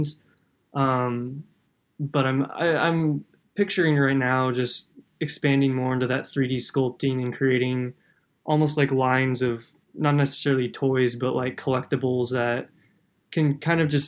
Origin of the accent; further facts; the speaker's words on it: Kansas, United States; growing up in Kansas